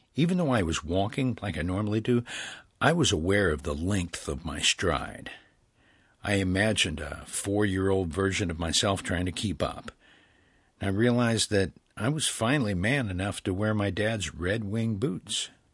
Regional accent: Midwest, United States; now in Los Angeles, United States

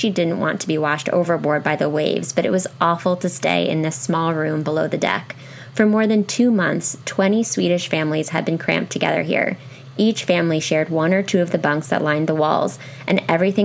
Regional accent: Pennsylvania, United States; I was raised in Pennsylvania, so really, like, we went hard on Ben Franklin

